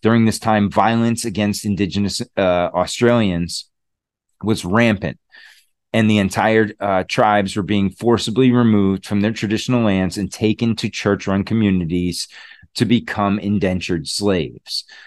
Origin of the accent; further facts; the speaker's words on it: Connecticut, United States; I'm from Connecticut originally. Well, not really, I wasn't born there, but I spent most of my life in Connecticut.